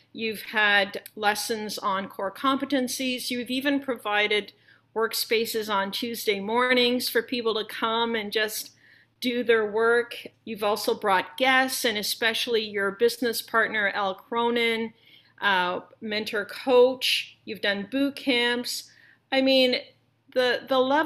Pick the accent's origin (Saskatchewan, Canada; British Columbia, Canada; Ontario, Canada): Ontario, Canada; Toronto; we're from Toronto